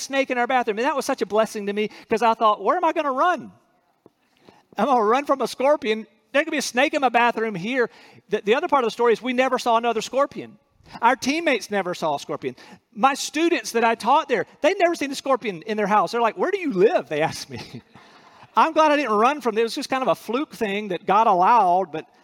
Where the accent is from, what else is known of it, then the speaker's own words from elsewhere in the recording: North Carolina, United States; moved away as an adult; also born or lived in Central Asia; I'm from North Carolina